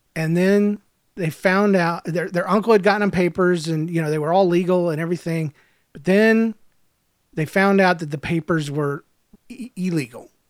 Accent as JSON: {"language": "English", "region": "Georgia", "country": "United States", "said": "I'm from Georgia"}